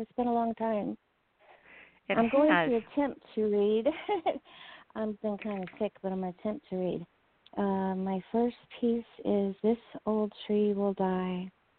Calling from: Seattle, Washington, United States; I'm calling from Seattle

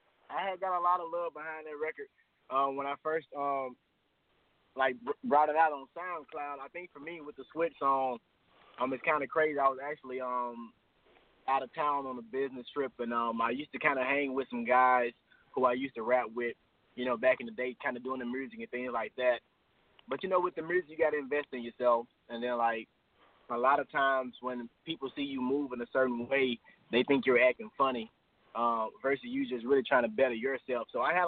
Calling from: Atlanta, Georgia, United States; Hey, I'm calling from Atlanta, Georgia.

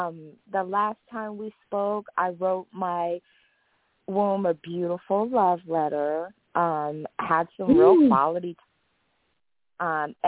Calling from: Los Angeles, California, United States; Oh, greetings, Miss Blue. … from Los Angeles.

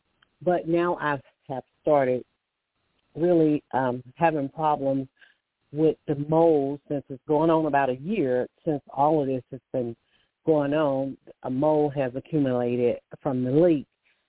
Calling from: Alabama, United States; I'm calling from Alabama.

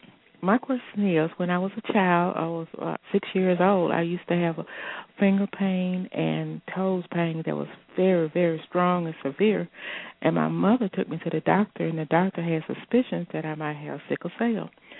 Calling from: West Point, Mississippi, United States; I'm from West Point, Mississippi.

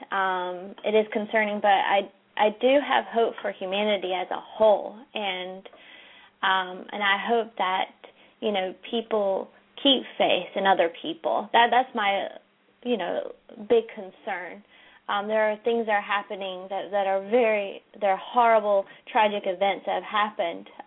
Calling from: California, United States; Um, I'm calling from California.

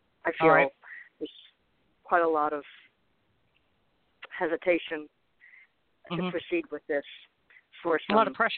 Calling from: Arizona, United States; I'm calling from Arizona.

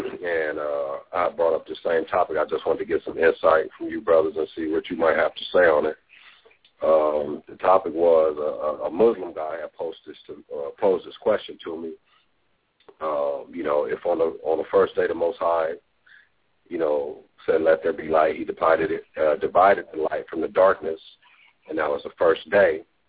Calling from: Los Angeles, California, United States; And I'm calling from Los Angeles, California.

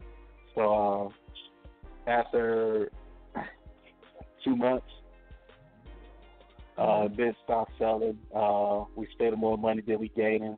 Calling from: Gary, Indiana, United States; Gary, Indiana, 219 the building.

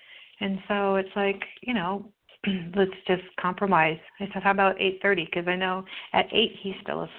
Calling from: California, United States; I'm from California.

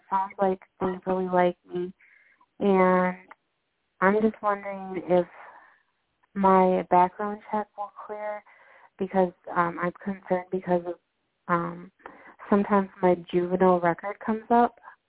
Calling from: Minnesota, United States

